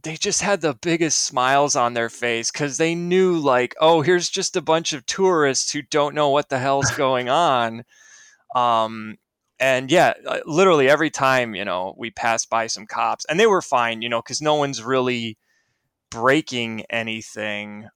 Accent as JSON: {"language": "English", "town": "Naperville", "region": "Illinois", "country": "United States", "said": "I'm from Naperville, Illinois."}